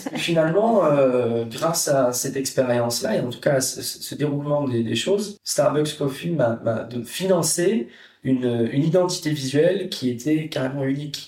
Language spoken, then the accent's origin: French; Netherlands; moved away; je suis néerlandais.